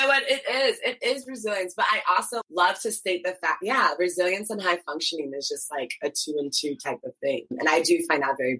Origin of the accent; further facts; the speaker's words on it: Ghana; And my parents, like I'm Ghanaian. I was not wearing nail polish.